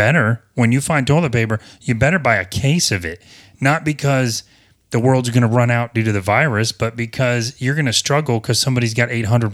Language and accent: English; the South, United States; I don't know if it's because I'm from the South, and I don't feel like I have a Southern accent too much, but maybe I still do.